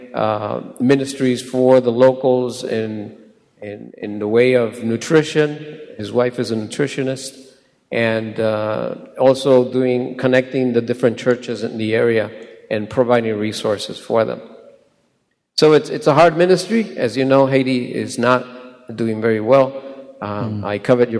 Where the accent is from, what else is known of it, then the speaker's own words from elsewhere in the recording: Puerto Rico; also born or lived in Chicago; I was born in Puerto Rico in 1960. Boricua